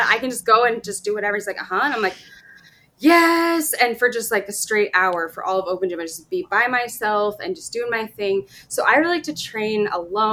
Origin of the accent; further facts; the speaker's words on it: Sacramento, California, United States; moved away as an adult; also born or lived in Washington, D.C.; I'm from Sacramento, it's my hometown